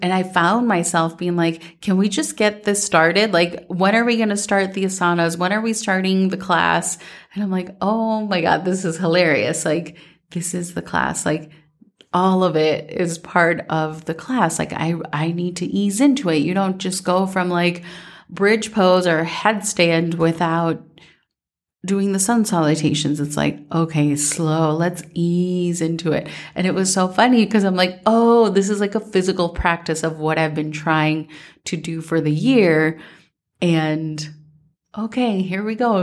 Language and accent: English; Minnesota, United States; growing up in Minnesota